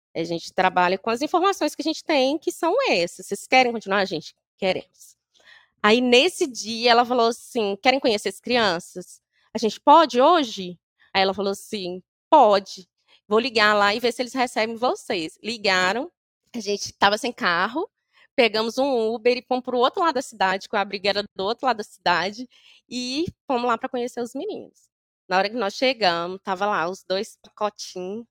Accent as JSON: {"language": "Portuguese", "town": "Governador Valadares", "region": "Minas Gerais", "country": "Brazil", "moved": "yes", "said": "nós somos de Valadares"}